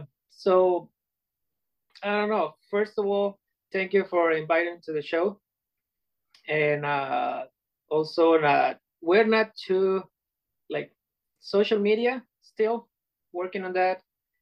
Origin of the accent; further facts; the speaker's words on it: Puerto Vallarta, Jalisco, Mexico; now in United States; Puerto Vallarta, Mexico.